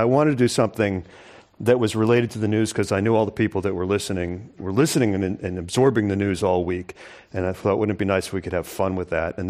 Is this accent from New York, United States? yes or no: yes; New York, United States; when I was a kid, I grew up in New York